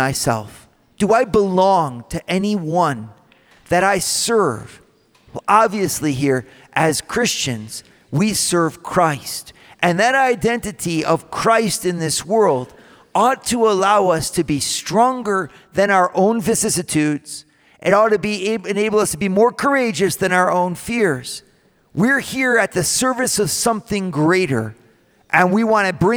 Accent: United States; I come in as an American

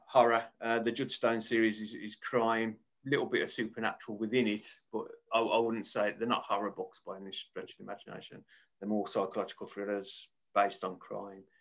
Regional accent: Birmingham, West Midlands, United Kingdom; accent: Birmingham; You probably tell by my accent, I'm a, a Birmingham based author uh, born and bred.

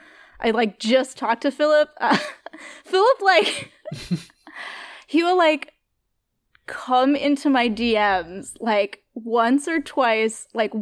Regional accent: Northeast, United States; Like, I'm from the Northeast, and I have sort of that, like, Northeast peak bagging knowledge.

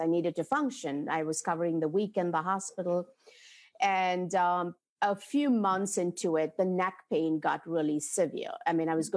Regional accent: India; moved away; growing up in India

